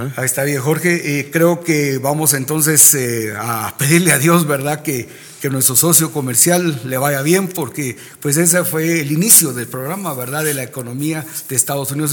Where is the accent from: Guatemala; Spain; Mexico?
Guatemala; nosotros como guatemaltecos